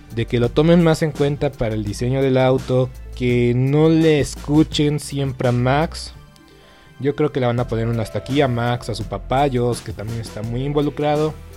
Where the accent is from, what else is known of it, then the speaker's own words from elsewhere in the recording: Mexico; nosotros como mexicanos